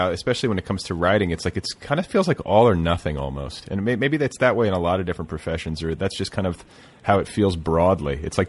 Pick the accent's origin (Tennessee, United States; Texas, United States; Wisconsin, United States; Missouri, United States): Wisconsin, United States; Milwaukee; born there; I was born in Milwaukee